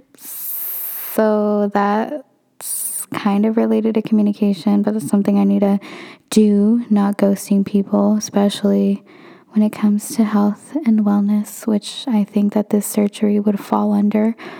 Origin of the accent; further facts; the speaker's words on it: Northern California, United States; also born or lived in Santa Barbara, California; I am from Northern California